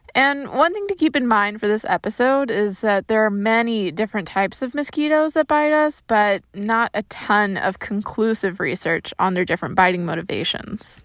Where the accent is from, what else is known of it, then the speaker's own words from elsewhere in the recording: Florida, United States; being born and raised in Florida